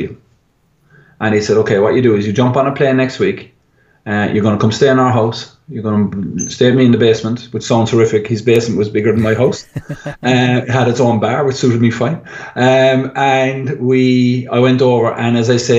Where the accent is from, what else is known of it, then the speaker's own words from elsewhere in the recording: Ireland; being Irish